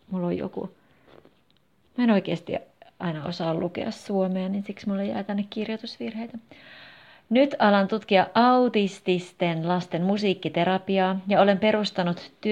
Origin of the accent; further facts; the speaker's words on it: United States; Finnish is a second language; moved away as an adult; now in Jyväskylä, Finland; Minä olen kotoisin Yhdysvalloista, mutta olen asunut Jyväskylässä jo noin seitsemän vuotta.